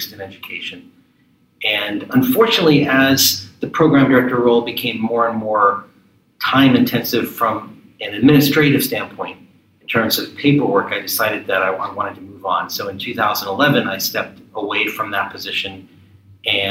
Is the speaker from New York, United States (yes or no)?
no; Maryland, United States; also born or lived in Ohio / California / Philadelphia; I grew up in the D.C. suburbs